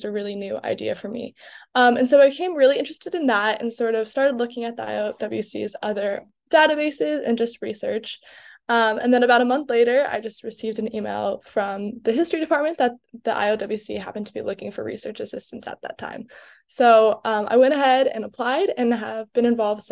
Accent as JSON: {"language": "English", "country": "United States", "tie": "born or raised there", "moved": "as an adult", "lives_now": "Montreal, Canada", "said": "growing up in the United States"}